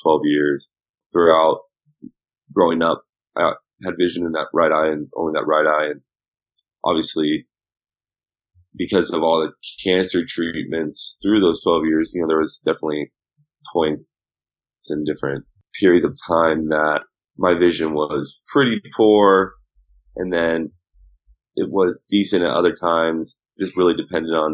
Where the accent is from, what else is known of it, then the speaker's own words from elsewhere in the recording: Southern California, United States; growing up in Southern California